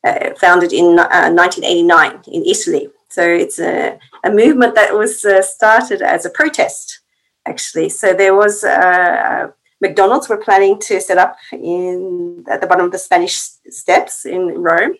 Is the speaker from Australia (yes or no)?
yes; Australia; moved away as an adult; now in Finland; I'm from Australia, and I've been in Finland for just over 10 years now